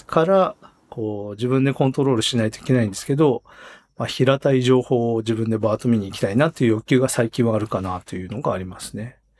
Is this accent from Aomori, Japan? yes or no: no; Hokkaido, Japan; now in Tokyo, Japan; 僕は北海道生まれで今東京住んでて